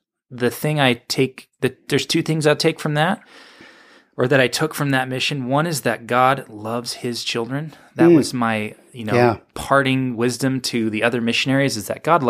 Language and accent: English; Sacramento, California, United States; also born or lived in Walnut Creek; In the Bay Area in Walnut Creek, and then moved to Sacramento when I was six.